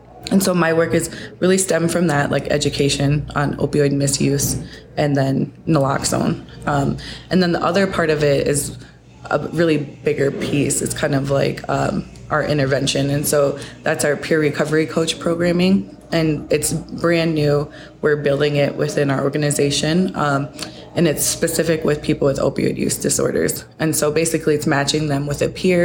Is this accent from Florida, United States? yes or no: no; Sioux Falls, South Dakota, United States; also born or lived in Fort Peck Reservation, Montana; my family moved here when I was 5. And so I grew up in Sioux Falls.